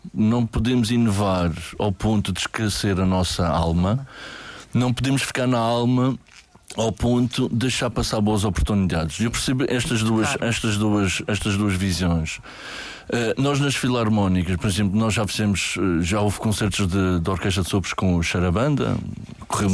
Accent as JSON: {"language": "Portuguese", "region": "Madeira", "country": "Portugal", "said": "nós somos madeirenses de gema, com muito orgulho"}